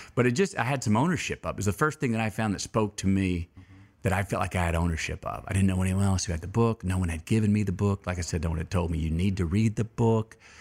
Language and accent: English; Uvalde, Texas, United States; I was born in Uvalde, Texas